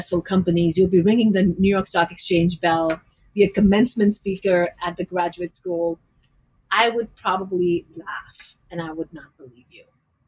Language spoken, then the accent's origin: English; Delhi, India; moved away as an adult; now in United States; Delhi, India.